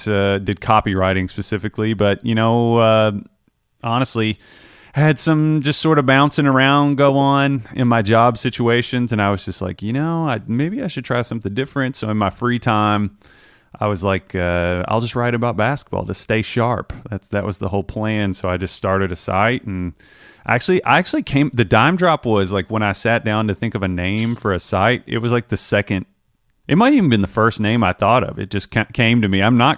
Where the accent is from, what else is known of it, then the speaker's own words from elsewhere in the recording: Taylorsville, Kentucky, United States; I'm a guy from Kentucky, but I grew up in like the Taylorsville area